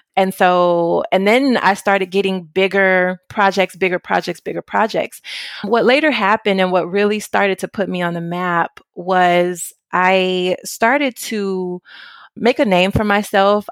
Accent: Memphis, Tennessee, United States; moved away as an adult; now in Orvieto, Italy; I am from Memphis, Tennessee, what I consider deep south of the United States

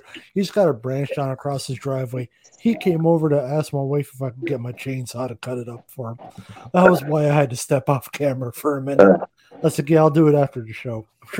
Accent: Canada; I'm Canadian.

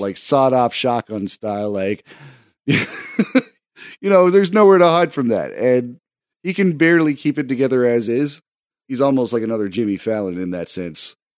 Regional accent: Canada; as a Canadian

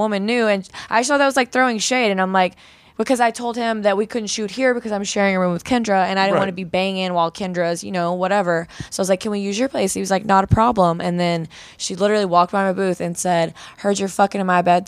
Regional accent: Texas, United States; I'm from Texas

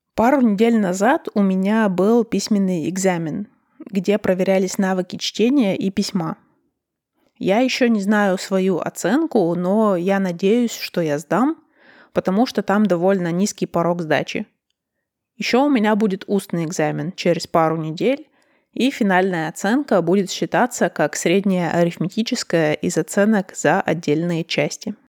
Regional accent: Russia; я родилась и выросла в России, и я русская

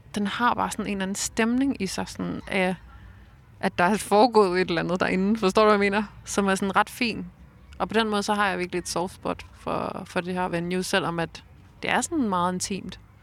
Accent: Roskilde, Zealand, Denmark; Jeg voksede op i Roskilde

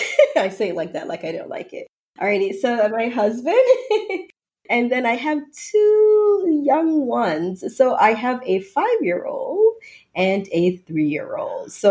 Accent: New Jersey, United States; also born or lived in Jamaica / Philadelphia; now in Houston, United States; and then I grew up in New Jersey, and then I did a Jersey to Philly, Philly to Houston. So I am currently in Houston, Texas.

